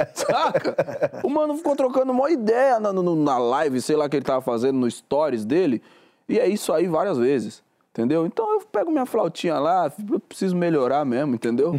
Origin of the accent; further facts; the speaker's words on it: São Paulo, Brazil; Eu sou de São Paulo